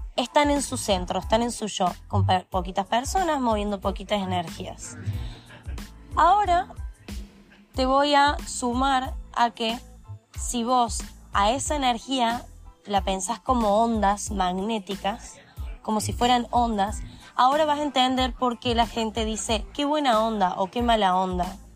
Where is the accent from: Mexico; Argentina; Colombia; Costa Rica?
Argentina